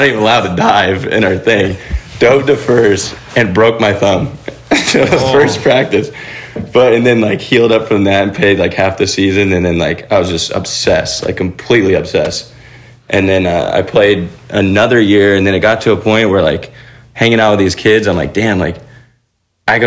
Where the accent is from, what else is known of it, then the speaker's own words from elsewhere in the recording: Ventura, California, United States; I grew up in Ventura, California